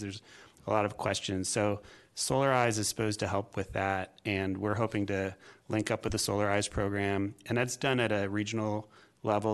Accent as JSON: {"language": "English", "region": "California", "country": "United States", "moved": "as an adult", "lives_now": "Springfield, Virginia, United States", "said": "I am originally from California"}